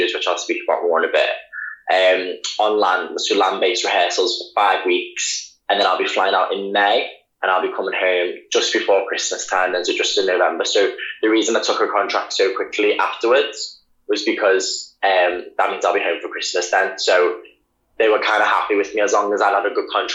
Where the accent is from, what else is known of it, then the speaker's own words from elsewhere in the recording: Liverpool, North West England, United Kingdom; moved away; also born or lived in Leeds / London; I am from Liverpool